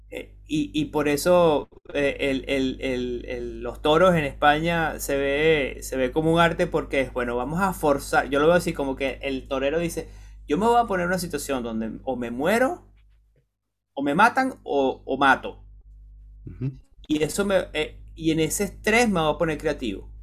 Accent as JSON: {"language": "Spanish", "country": "Venezuela", "moved": "as an adult", "said": "cuando yo me fui de Venezuela"}